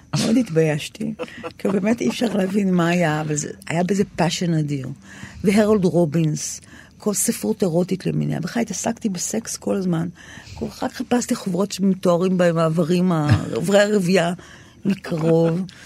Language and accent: Hebrew; Tel Aviv-Yafo, Tel Aviv District, Israel; אני גדלתי ביפו ג'